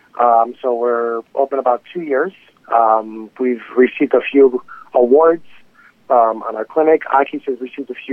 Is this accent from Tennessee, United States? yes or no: no; Chicago, Illinois, United States; moved away as an adult; also born or lived in Greece; now in New York City, United States; I'm originally from Chicago myself, and I come from immigrant parents from Greece